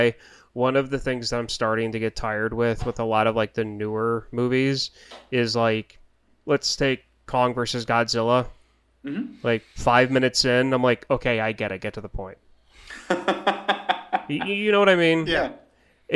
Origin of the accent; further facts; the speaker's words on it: United States; because I'm American